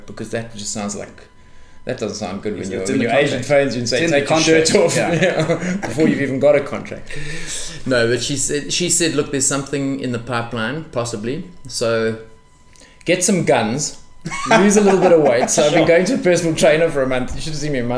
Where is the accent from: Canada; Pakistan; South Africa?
South Africa; we are old, we are South African